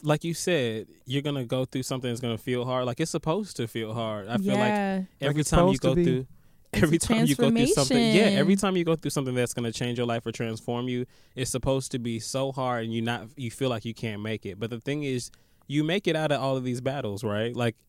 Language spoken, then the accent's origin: English; London, United Kingdom; I'm from London, LOL, and I'm struggling in every aspect of life.